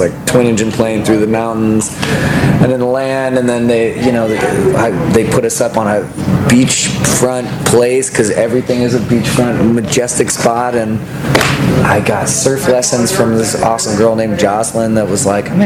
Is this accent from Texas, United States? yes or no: yes; Austin, Texas, United States; growing up in Austin